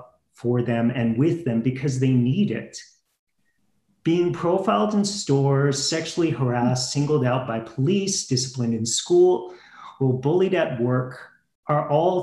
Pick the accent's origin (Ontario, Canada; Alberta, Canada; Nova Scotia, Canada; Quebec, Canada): Nova Scotia, Canada; Halifax; I was born and raised in Halifax